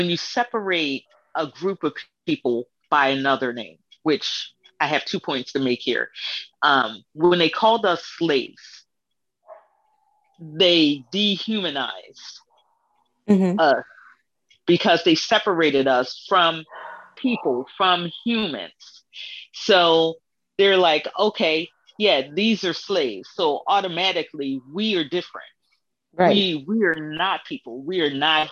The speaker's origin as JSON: {"language": "English", "country": "United States", "said": "we work too much as Americans"}